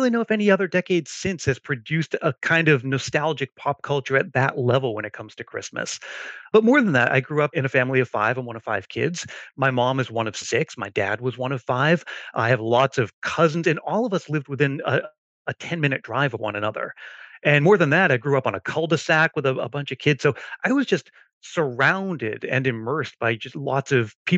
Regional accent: Stoughton, Massachusetts, United States; moved away as an adult; now in Silicon Valley, United States; I grew up in New England in a town called Stoughton, Massachusetts, but I moved out to Silicon Valley

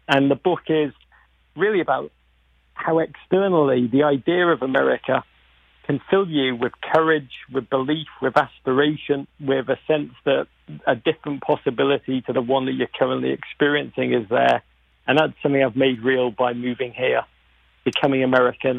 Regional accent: Liverpool, North West England, United Kingdom; accent: Liverpool; moved away as an adult; now in United States; I grew up in Liverpool

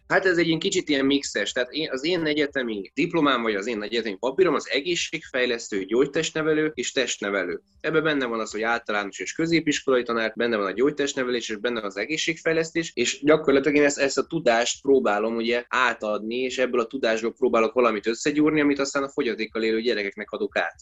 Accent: Esztergom, Komárom-Esztergom, Hungary; born or raised there

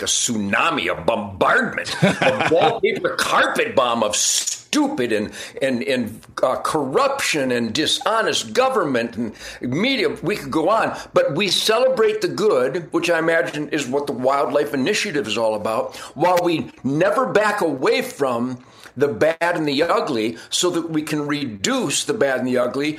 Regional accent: Detroit, Michigan, United States; moved away as an adult; now in Texas, United States; I was born in Detroit

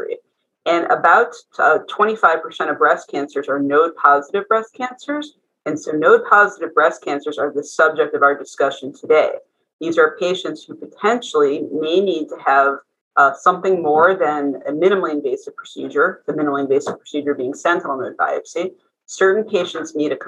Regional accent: Cleveland, Ohio, United States; moved away as an adult; also born or lived in North Carolina / San Francisco, California / Houston, Texas; I'm originally from Cleveland, Ohio. I grew up in the East Side in Mayfield Heights.

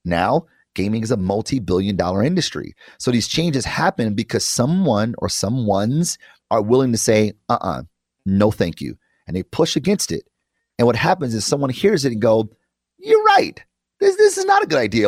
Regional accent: Detroit, Michigan, United States; I am from Detroit, and I did grow up in public schools my entire life

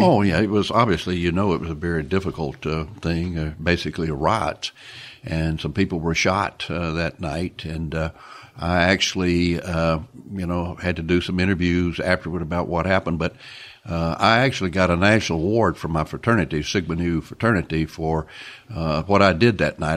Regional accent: Pascagoula, Mississippi, United States; my hometown of Pascagoula, Mississippi

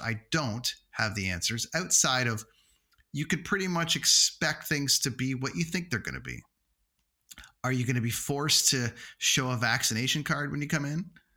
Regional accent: Toronto, Ontario, Canada; in my hometown

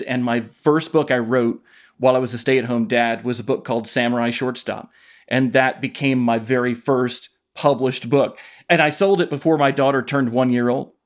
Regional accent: Knoxville, Tennessee, United States; I grew up in Knoxville, Tennessee

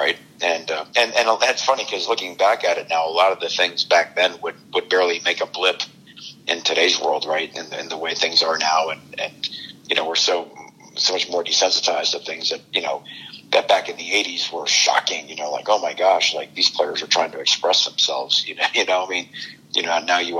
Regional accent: Miami, Florida, United States; growing up in Miami in the 80s

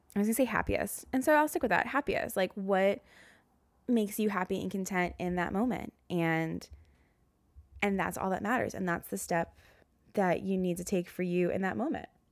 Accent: the South, United States; accent: Southern; now in New York City, United States; my Southern accent came out.

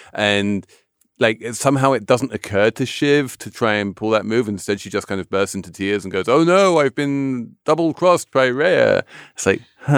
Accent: England, United Kingdom; I'm English

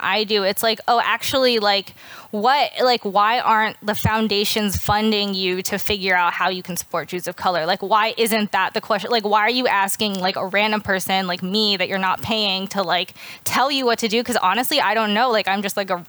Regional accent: the South, United States; I'm from the South

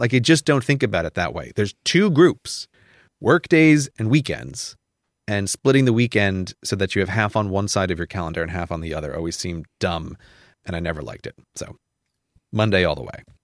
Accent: United States; growing up in America

